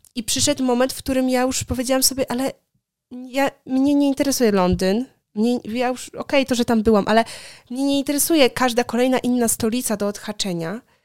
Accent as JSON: {"language": "Polish", "country": "Poland", "tie": "born or raised there", "also_born_or_lived": "Wrocław", "moved": "as an adult", "lives_now": "Warsaw, Poland", "said": "wychowując się na wsi, co prawda moja wieś, z której pochodzę, nie jest taką typową wsią"}